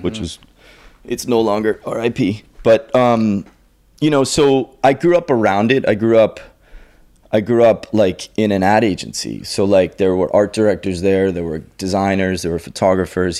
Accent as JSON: {"language": "English", "town": "Andover", "region": "Massachusetts", "country": "United States", "tie": "born or raised there", "said": "I grew up in the north shore of, uh, Boston in a town called Andover."}